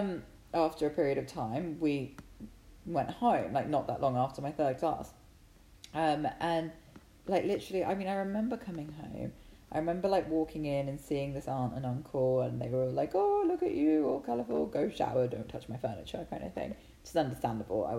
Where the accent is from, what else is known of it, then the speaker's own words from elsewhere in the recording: England, United Kingdom; I'm English